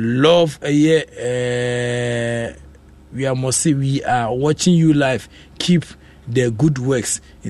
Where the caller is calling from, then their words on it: Calgary, Alberta, Canada; I'm … from Canada Calgary